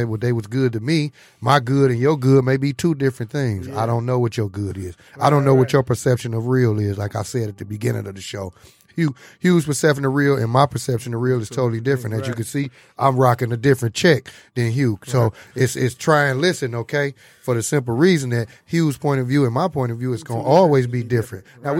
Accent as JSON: {"language": "English", "town": "Detroit", "region": "Michigan", "country": "United States", "also_born_or_lived": "Inkster", "said": "A lot of people we grew up with. I'm from Detroit. I'm from the east side, but I've been out in Inkster so long. I'm a Inkster native too."}